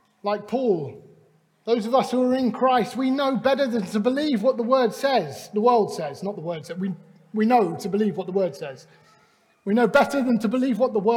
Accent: Clevedon, South West England, United Kingdom; also born or lived in Glasgow; we moved just south of Bristol. And we were part of a Baptist church in Clevedon. I grew up in that church

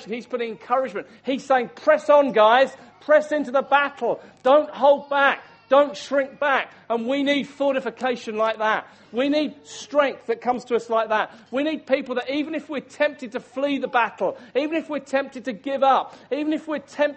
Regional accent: Hastings, South East England, United Kingdom; I'm from the town of Hastings, that's my hometown where I grew up.

